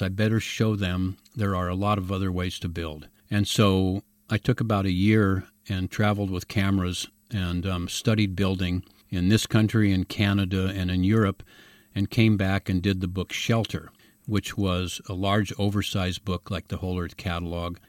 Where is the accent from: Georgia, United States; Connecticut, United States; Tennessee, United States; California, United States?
California, United States; San Francisco; also born or lived in Mill Valley; I was born in San Francisco. I went to high school in the Haight Ashbury